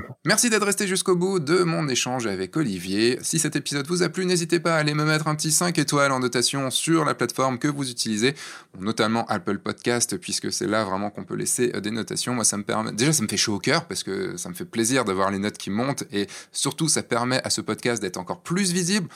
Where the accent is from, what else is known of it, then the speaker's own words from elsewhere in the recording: central Brittany, France; now in Lyon, France; je suis breton